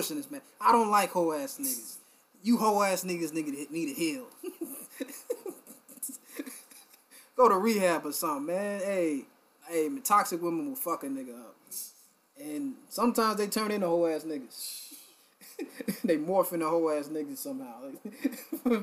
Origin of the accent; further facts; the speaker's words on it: Philadelphia, Pennsylvania, United States; I'm from Philly too